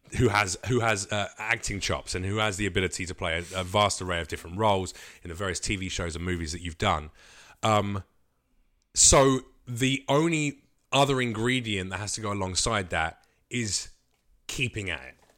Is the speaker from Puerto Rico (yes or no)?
no; United Kingdom; now in United States; we're British